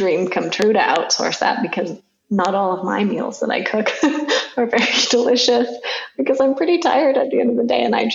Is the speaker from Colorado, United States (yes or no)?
no; California, United States; now in Denver, United States; I grew up in California